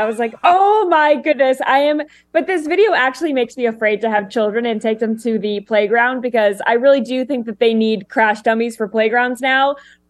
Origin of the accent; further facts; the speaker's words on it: United Kingdom; There are people from other countries. I'm British. I have no clue what a quarterback even is